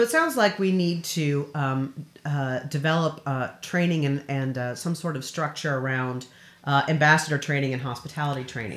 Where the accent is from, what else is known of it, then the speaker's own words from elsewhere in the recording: Frankfort, Kentucky, United States; I'm from Frankfort, Kentucky